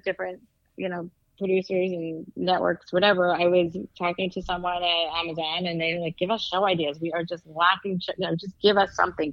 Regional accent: East Coast, United States; I'm from the East Coast

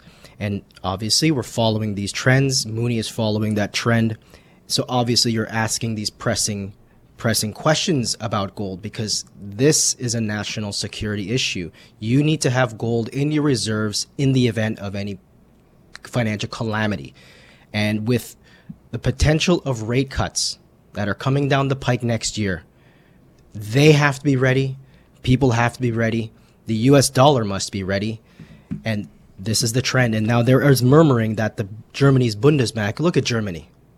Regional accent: Canada; for Canadians being being Canadian, we're going to, you know, take a little bit more for Canadians.

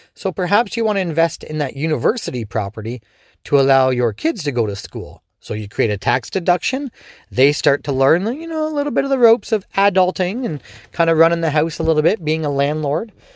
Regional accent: Canada; also born or lived in Ontario; as a Canadian, especially in Ontario

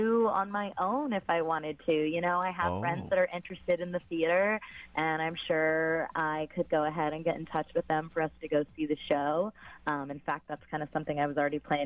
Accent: Puyallup, Washington, United States; I'm from Puyallup

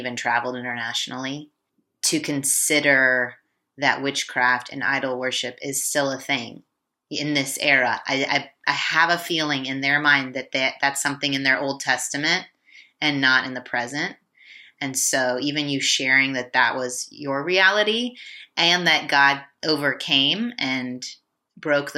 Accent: United States

